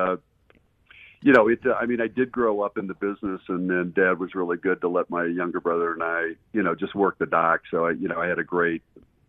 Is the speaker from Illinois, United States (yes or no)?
yes; Southern Illinois, United States; I was from Southern Illinois